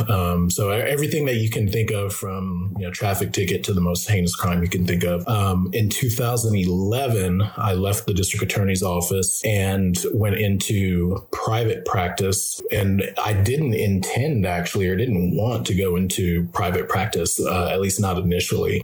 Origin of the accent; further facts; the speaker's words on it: Louisiana, United States; I'm an African American and I grew up mostly in the South, uh, particularly Louisiana